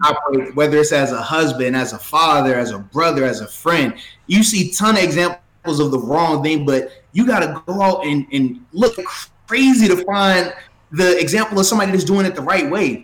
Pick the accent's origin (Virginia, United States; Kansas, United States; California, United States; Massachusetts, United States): Virginia, United States; Portsmouth; I'm from Portsmouth, Virginia, where I was born